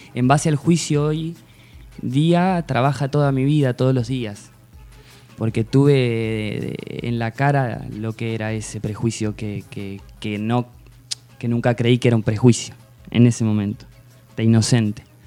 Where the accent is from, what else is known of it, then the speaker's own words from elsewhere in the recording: Tandil, Buenos Aires Province, Argentina; moved away as an adult; nací acá en Tandil